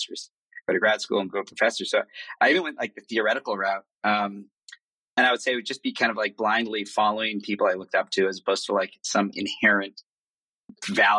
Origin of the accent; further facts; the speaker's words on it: Boston, Massachusetts, United States; moved away as an adult; now in São Paulo, Brazil; I was born in Boston, grew up there. And Boston was my base until about 10 years ago when I moved to São Paulo